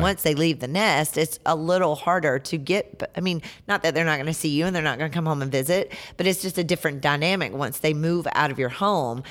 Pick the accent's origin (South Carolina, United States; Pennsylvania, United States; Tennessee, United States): South Carolina, United States; Hartsville; accent: Southern; also born or lived in Lafayette, Indiana; now in Greenville, United States; South Carolina born and raised